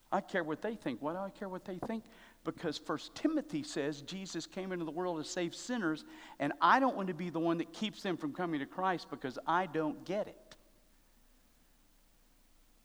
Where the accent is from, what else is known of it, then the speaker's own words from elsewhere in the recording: United States; I love being an American